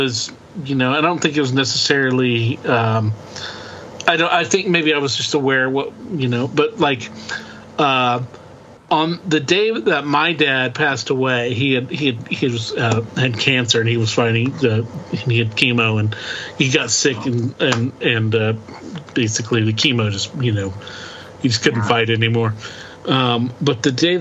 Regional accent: Oklahoma, United States; We're from the country, we're from Oklahoma.

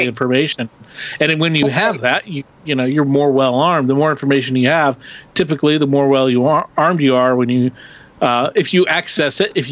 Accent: Oklahoma, United States; where we grew up in Oklahoma

